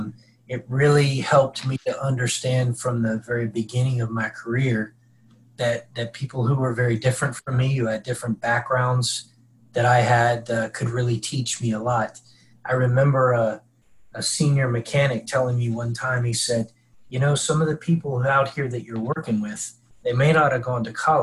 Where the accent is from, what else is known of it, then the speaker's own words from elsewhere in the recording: Mid-Atlantic, United States; moved away as an adult; also born or lived in Tennessee; I grew up in the Mid-Atlantic. I came down to Tennessee